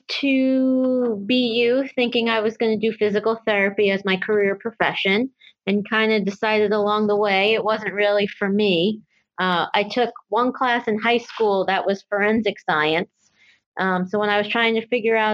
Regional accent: Long Island, New York, United States; moved away as an adult; also born or lived in Boston; now in Virginia, United States; I grew up outside New York City on Long Island

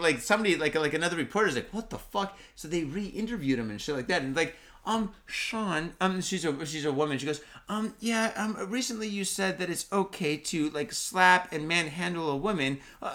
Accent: Mitaka, Tokyo, Japan; I grew up in the Mitaka streets. Mitaka's a nice area.

